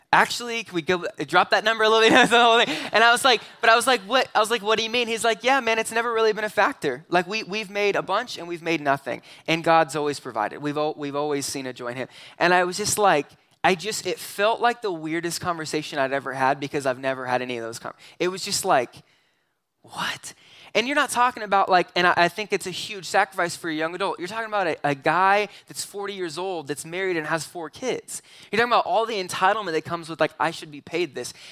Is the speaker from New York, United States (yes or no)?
no; Southern California, United States; moved away; also born or lived in McCook, Nebraska; I grew up in Southern California